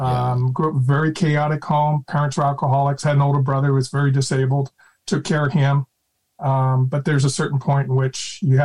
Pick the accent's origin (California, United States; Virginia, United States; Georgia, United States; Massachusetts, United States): California, United States; San Francisco; I grew up in San Francisco